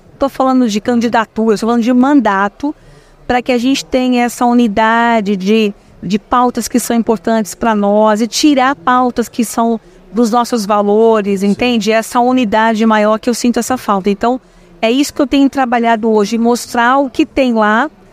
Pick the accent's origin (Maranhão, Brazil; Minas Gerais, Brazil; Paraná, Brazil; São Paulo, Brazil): São Paulo, Brazil; moved away as an adult; also born or lived in Itapetininga; eu nasci, eu sou nascida em São Paulo, sou paulistana. Eu vou para Itapetininga aos meus 18 anos